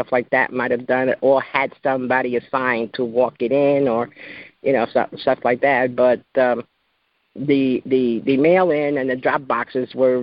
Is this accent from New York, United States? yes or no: yes; New York, United States; moved away as an adult; also born or lived in Georgia; It's my adopted state. I'm originally from New York